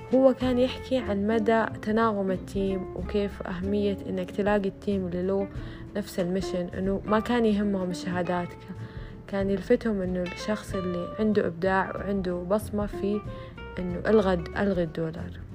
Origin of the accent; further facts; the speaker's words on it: Saudi Arabia; عندنا في السعودية